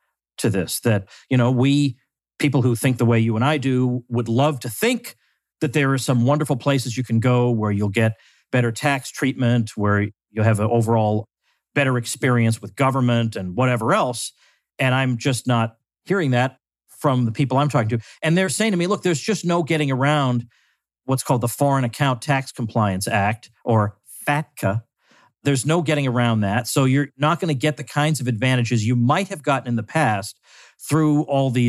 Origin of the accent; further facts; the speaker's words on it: United States; as an American